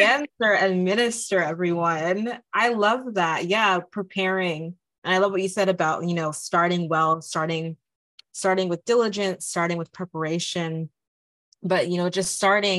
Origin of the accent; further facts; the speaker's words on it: Nigeria; I'm Nigerian.